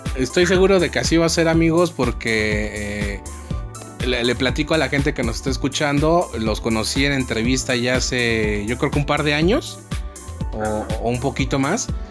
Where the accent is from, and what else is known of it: Mexico